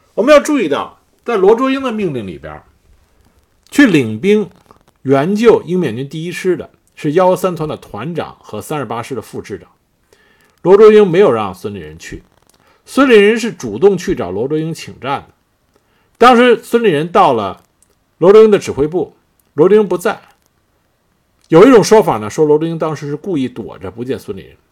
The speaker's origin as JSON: {"language": "Chinese", "country": "China", "said": "作为中国人的我们"}